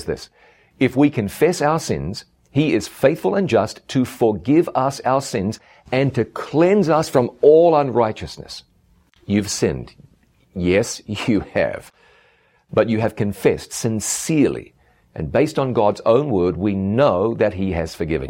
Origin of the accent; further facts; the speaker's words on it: Ngaruawahia, Waikato, New Zealand; moved away as an adult; my hometown of Ngaruawahia, New Zealand. It's been a long time since I lived here, but this is where I grew up